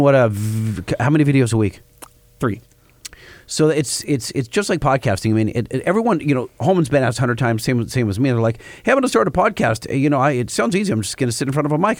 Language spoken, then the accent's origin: English; Orange County, California, United States; I grew up in Orange County, and we always we lived in OC